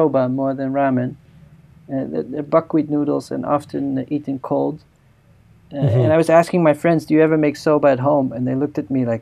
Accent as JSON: {"language": "English", "country": "Netherlands", "tie": "born or raised there", "said": "growing up in the Netherlands"}